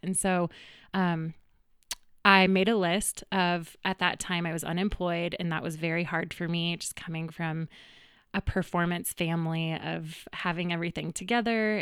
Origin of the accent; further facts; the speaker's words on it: Greenwood Village, Colorado, United States; also born or lived in Boulder, Colorado; I actually grew up in the, in the neighborhood, right down the street in Greenwood Village